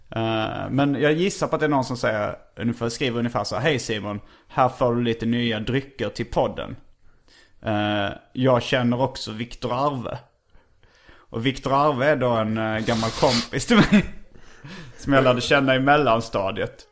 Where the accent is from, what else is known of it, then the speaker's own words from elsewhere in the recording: Hjärup, Skåne, Sweden; där jag växte upp